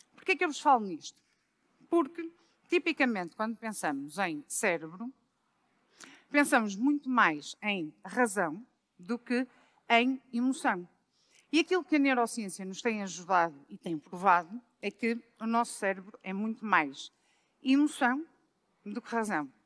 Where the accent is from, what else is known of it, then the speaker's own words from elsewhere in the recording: Braga, Norte, Portugal; moved away as an adult; also born or lived in Lisbon; eu sou de Braga, mas vim trabalhar para Lisboa no ano 2000